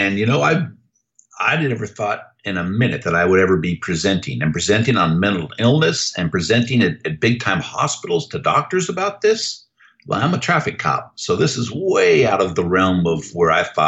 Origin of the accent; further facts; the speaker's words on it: Novato, California, United States; also born or lived in San Francisco, California / Germany / Hayward, California; I was born in San Francisco, raised in Novato, California